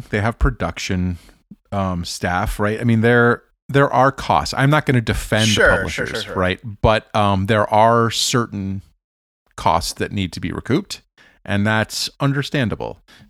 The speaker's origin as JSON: {"language": "English", "town": "Kansas City", "country": "United States", "tie": "born or raised there", "said": "Growing up in Kansas City, I had this friend who was a Denver Broncos fan"}